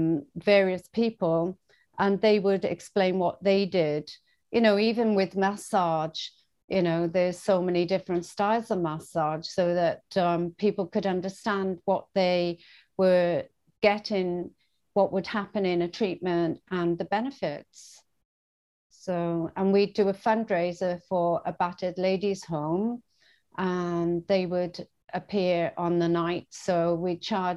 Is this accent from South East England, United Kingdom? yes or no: no; Bridgend, Wales, United Kingdom; moved away as an adult; also born or lived in Swansea, Wales / Bermuda; now in Australia; move from my hometown, Bridgend, to Swansea, another town